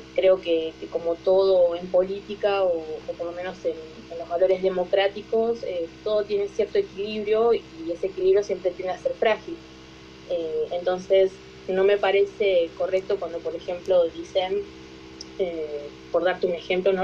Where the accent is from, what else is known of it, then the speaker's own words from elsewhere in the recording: Tierra del Fuego, Argentina; soy de Argentina, de Tierra del Fuego, del sur-sur